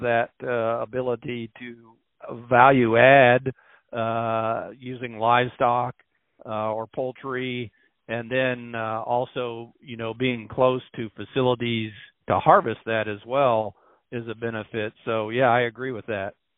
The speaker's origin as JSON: {"language": "English", "region": "Missouri", "country": "United States", "moved": "as an adult", "lives_now": "Iowa, United States", "said": "I'm from Missouri originally"}